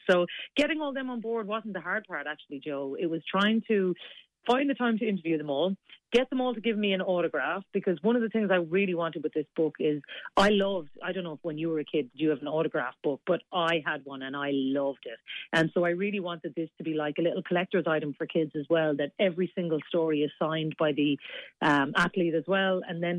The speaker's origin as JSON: {"language": "English", "town": "Cork", "region": "Munster", "country": "Ireland", "said": "And like, I'm from Cork. We're very similar down there. We just love our sport."}